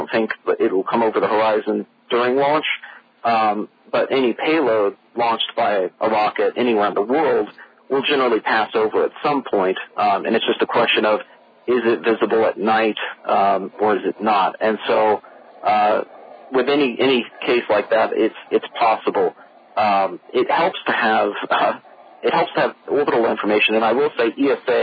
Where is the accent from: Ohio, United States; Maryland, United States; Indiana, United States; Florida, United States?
Florida, United States; Space Coast; I grew up here in Florida. In fact, I grew up over on the Space Coast.